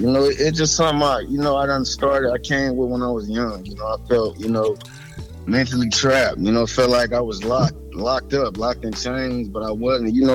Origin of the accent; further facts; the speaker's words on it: Detroit, Michigan, United States; I'm from Detroit, up? Me, Midwest.